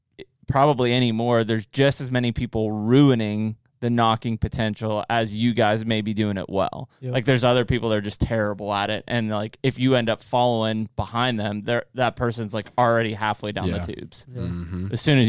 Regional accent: Pittsburgh, Pennsylvania, United States; It'd be like, yeah … from Pittsburgh.

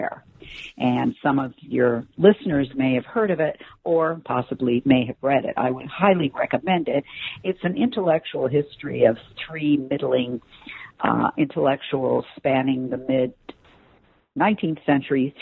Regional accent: Los Angeles, California, United States; moved away; also born or lived in New York; I'm born and raised in Los Angeles, California

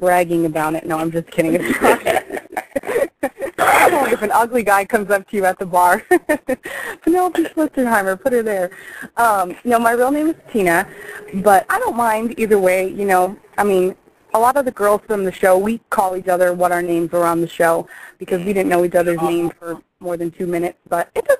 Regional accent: Detroit, Michigan, United States; also born or lived in Arizona; now in Las Vegas, United States; I'm originally from Detroit, and then I moved to Arizona and went to school there, and then came to Vegas and finished college up here, and just stayed.

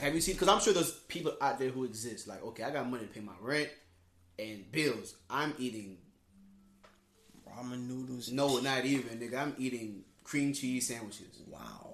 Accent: Palm Beach County, Florida, United States; we're from Palm Beach County

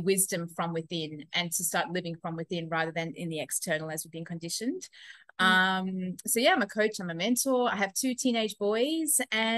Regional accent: South Africa; now in Australia; I am originally from South Africa, but living in Australia at the moment.

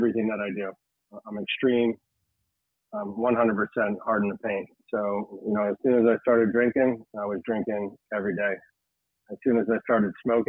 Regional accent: Tamarac, Florida, United States; I grew up in Tamarack. Didn't realize I was a Tamaracker

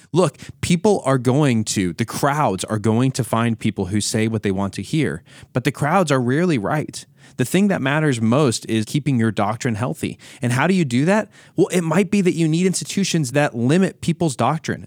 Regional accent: United States; as an American myself

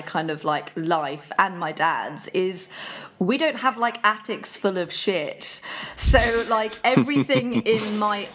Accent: Buckinghamshire, South East England, United Kingdom; also born or lived in Birmingham / High Wycombe / Marlow; So I lived in Birmingham until I was about 6, and then my dad and I moved to Buckinghamshire. We've dotted around Buckinghamshire. I went to school in High Wycombe.

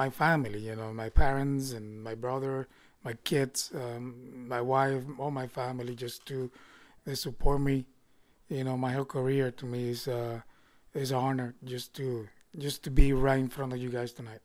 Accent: Vega Baja, Puerto Rico; growing up when a child from my hometown in Vega Baja

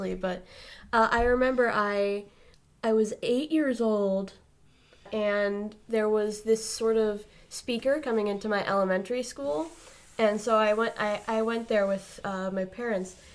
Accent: Cape Cod, Massachusetts, United States; born and raised on Cape Cod

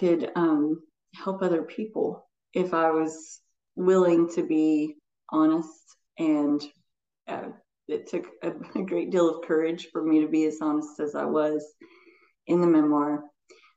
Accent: Morehead, Kentucky, United States; also born or lived in Madison County, Kentucky; I grew up in outside of Moorhead in Eastern Kentucky

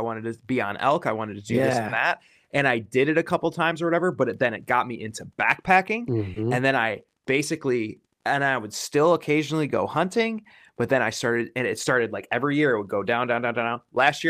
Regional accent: Wisconsin, United States; also born or lived in Washington / Oregon; now in Pacific Northwest, United States; I come from Wisconsin where we had a deer season from September until December.

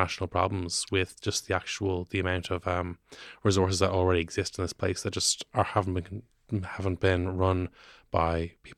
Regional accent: Northern Ireland, United Kingdom; growing up in Northern Ireland in the 90s, my wife is called Erin, grew up in Northern Ireland in the 90s

